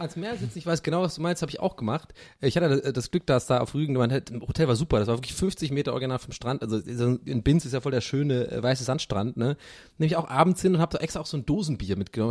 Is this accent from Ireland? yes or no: yes; Ireland; als Ire